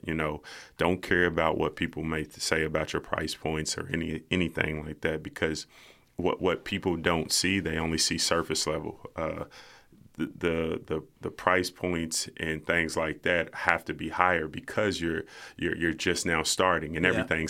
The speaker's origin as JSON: {"language": "English", "town": "Lexington", "region": "Kentucky", "country": "United States", "tie": "born or raised there", "said": "I want to show people that I come from Winburn. If anybody in Lexington, you know where that's at. You know, okay. I grew up on Kenton Street, right down the street."}